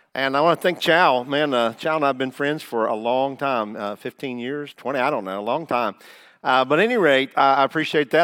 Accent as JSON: {"language": "English", "town": "Taylorsville", "region": "Kentucky", "country": "United States", "tie": "born or raised there", "also_born_or_lived": "Indiana", "moved": "as an adult", "said": "I am a Kentucky boy"}